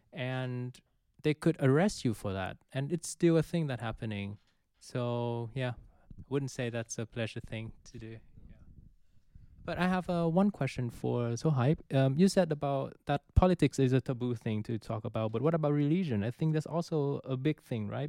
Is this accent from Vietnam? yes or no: yes; Vietnam; now in Netherlands; I'm from Vietnam